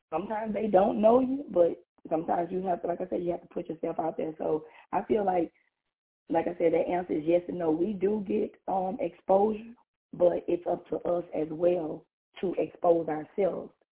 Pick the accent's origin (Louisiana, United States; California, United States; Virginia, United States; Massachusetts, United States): Louisiana, United States; from Louisiana.